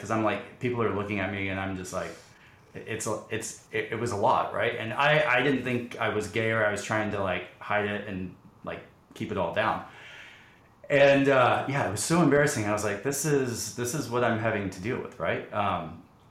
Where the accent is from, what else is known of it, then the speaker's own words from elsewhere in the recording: Dallas, Texas, United States; I grew up in the Dallas area in a suburb here in Dallas